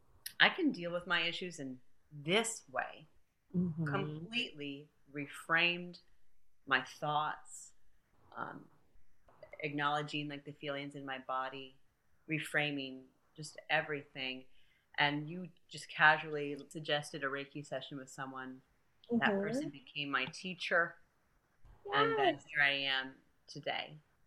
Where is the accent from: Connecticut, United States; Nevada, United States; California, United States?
Connecticut, United States; moved away as an adult; also born or lived in Brazil / Newtown, Connecticut; now in Tennessee, United States; So, you know, I'm originally from Brazil. Mm-hmm. I moved from Brazil to Connecticut. Mm-hmm. I was raised in Connecticut. My dad's from Tennessee. That's why I'm here.